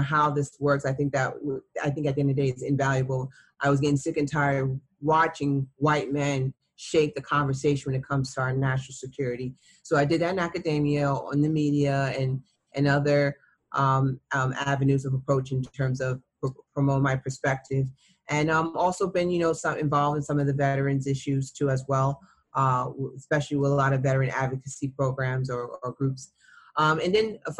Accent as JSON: {"language": "English", "country": "United States", "said": "as an American."}